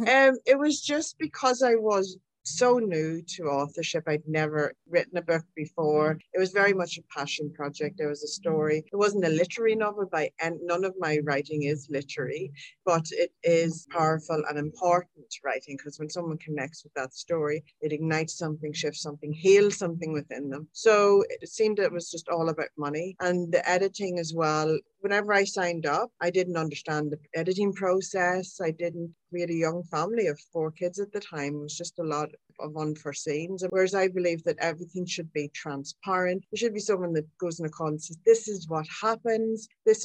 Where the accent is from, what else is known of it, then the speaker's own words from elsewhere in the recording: Ireland; I'm Irish.